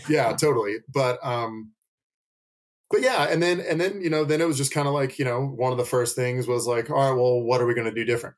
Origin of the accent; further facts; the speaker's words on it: Nashville, Tennessee, United States; now in Asheville, United States; growing up in Nashville, which is a significantly bigger city, we only had one consistent comic shop